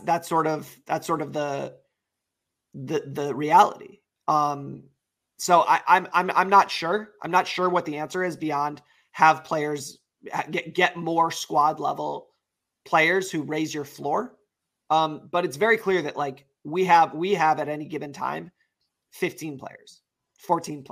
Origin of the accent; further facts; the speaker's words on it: United States; I'm American